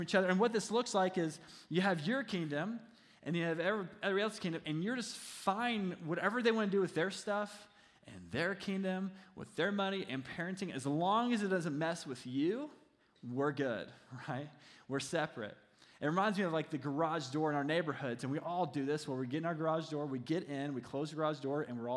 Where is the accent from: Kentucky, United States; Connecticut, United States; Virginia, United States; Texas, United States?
Kentucky, United States; He was actually my senior pastor when I was growing up in Kentucky just a few years ago